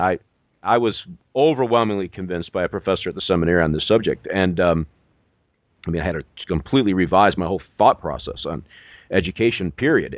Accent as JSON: {"language": "English", "region": "New York", "country": "United States", "said": "I, am a New Yorker."}